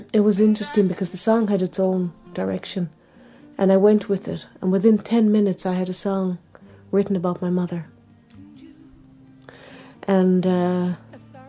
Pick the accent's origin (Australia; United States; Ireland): Ireland; also born or lived in England; I was born in England, and a few months after I was born, she came to Ireland